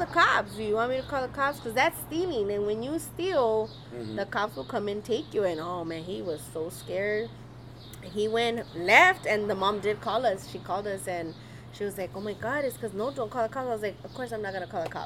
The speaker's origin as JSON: {"language": "English", "town": "Los Angeles", "region": "California", "country": "United States", "tie": "born or raised there"}